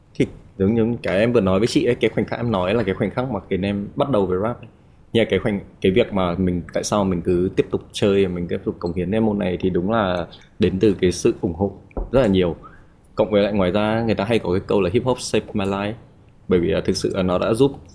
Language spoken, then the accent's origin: Vietnamese; Haiphong, Vietnam; moved away; em đến từ Hải Phòng